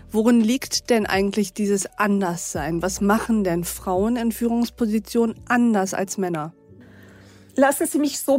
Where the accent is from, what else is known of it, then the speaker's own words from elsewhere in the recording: Austria; ich bin eine {S1} Österreicherin.